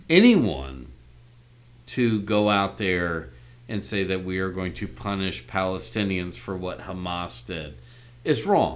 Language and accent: English; United States; I'm still an American